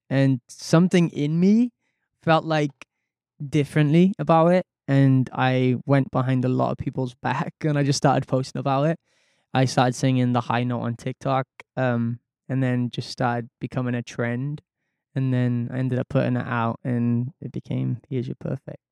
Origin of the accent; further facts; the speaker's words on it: Wales, United Kingdom; my mom and dad are Scottish, so I was from Wales, so I never really got to see my family all that much